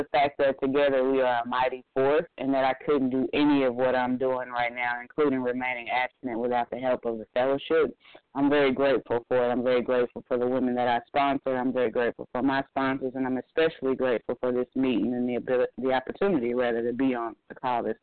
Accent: Midwest, United States; now in Atlanta, United States; I'm coming from the Midwest where we could talk about certain food items

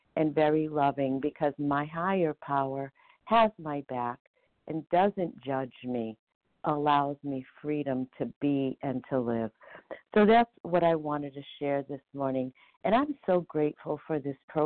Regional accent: Surprise, Arizona, United States; I'm from Surprise, Arizona

